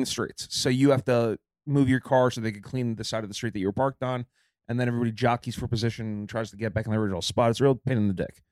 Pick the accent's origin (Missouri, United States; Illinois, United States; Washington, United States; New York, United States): New York, United States; New York City; I'm a New Yorker